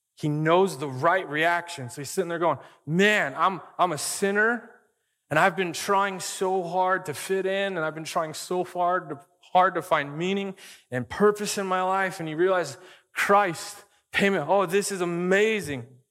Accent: Arizona, United States; I grew up in Arizona

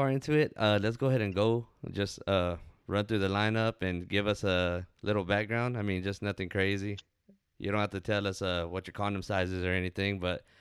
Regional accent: Jasper, Texas, United States; from Jasper, Texas.

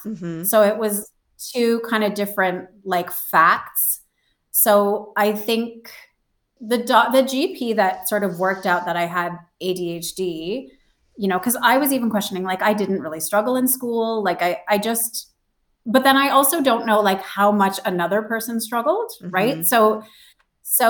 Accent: Canada; now in Australia; I grew up in Canada. I live in Australia.

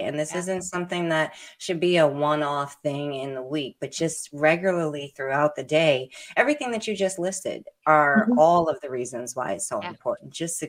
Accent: Brooklyn, New York, United States; born there; Something that New Yorkers say a lot. I was born in Brooklyn.

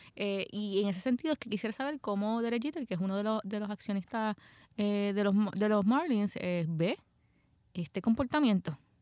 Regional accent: Puerto Rico; soy puertorriqueña

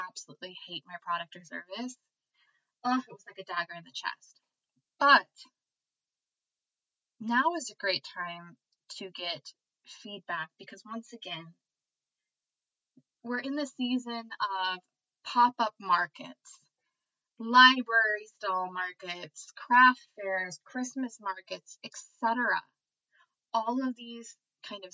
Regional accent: United States; I am American

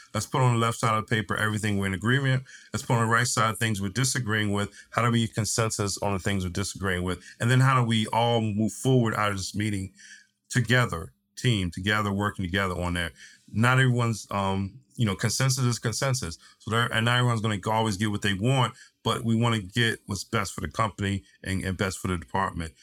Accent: East Coast, United States; moved away as an adult; also born or lived in Tennessee; now in San Diego, United States; having lived growing up on the East Coast, done all my formal training on the East Coast, lived lived in in Central Time in Tennessee, now in San Diego

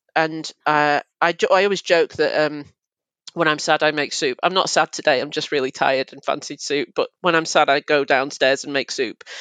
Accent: Manchester, North West England, United Kingdom; I'm from Manchester

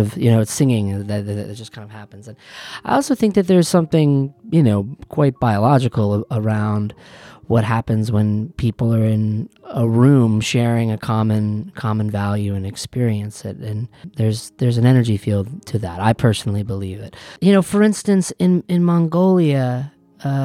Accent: Western Massachusetts, United States; I'm from Western Massachusetts, and I am a musician

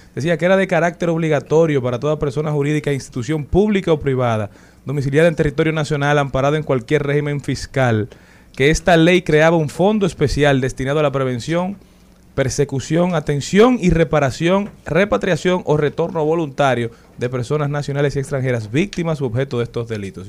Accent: Dominican Republic; como dominicanos

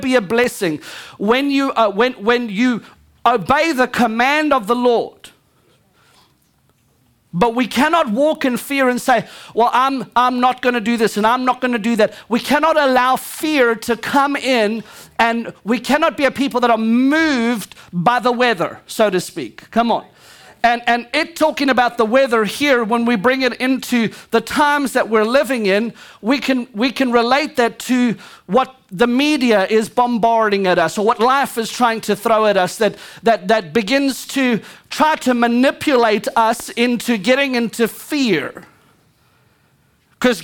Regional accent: Louisiana, United States; I'm Cajun, just like every one of y'all.

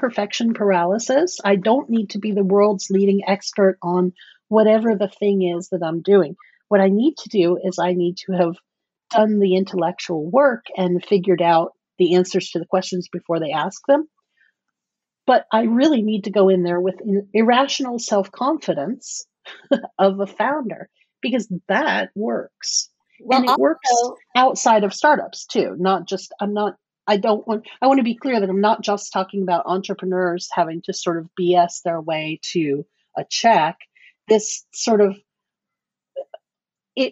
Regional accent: Cape Canaveral, Florida, United States; I was born in Cape Canaveral, Florida.

